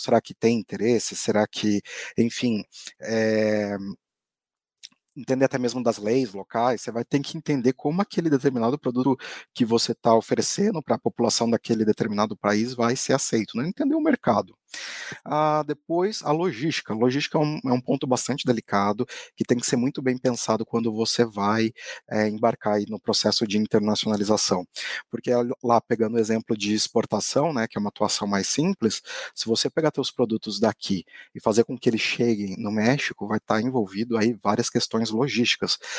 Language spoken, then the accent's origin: Portuguese; Brazil